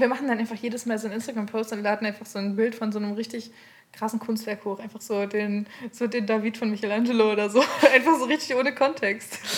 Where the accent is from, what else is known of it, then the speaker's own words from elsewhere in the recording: Aurich, Lower Saxony, Germany; ich bin ja im Kaff aufgewachsen, Aurich, Ostfriesland